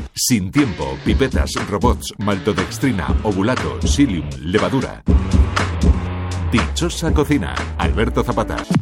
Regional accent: Haro, La Rioja, Spain; moved away as an adult; also born or lived in Vitoria / Barcelona / Madrid / England; Yo soy de Aro, de La Rioja. Con 18 años me fugué de La Rioja

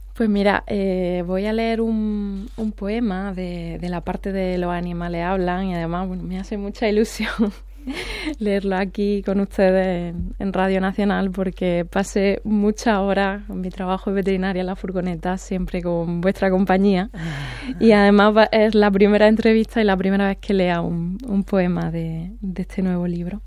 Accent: Andalusia, Spain; accent: Andalusian; con mi acento andaluz, que voy además le de Andalucía

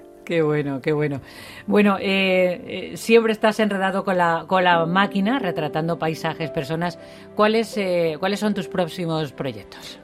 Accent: Feria, Extremadura, Spain; soy de feria

